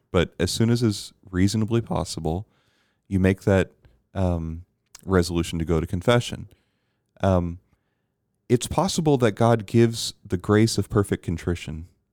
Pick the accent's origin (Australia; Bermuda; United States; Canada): Bermuda; I was very blessed growing up in Bermuda